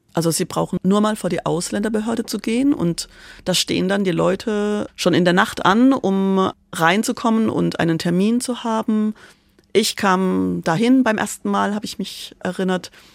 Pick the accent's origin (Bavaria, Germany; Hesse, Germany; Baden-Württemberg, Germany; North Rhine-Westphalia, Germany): Baden-Württemberg, Germany; Karlsruhe; moved away as an adult; also born or lived in Prali, Italy / Milan, Italy; ich bin in Karlsruhe groß geworden